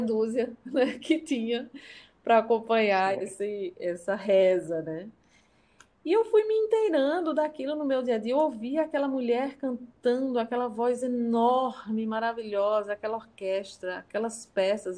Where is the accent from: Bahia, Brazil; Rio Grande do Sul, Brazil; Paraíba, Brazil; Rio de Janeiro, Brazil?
Paraíba, Brazil; interior of; also born or lived in São Paulo; eu sou de São Paulo, mas eu vim para o interior da Paraíba, aqui no, no, no Nordeste, quando eu tinha apenas nove anos.